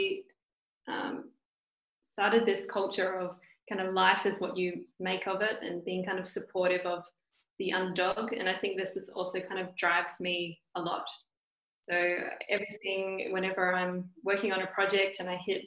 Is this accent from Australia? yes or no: yes; Perth, Western Australia, Australia; moved away as an adult; I come from Perth, which is very southwest of Australia.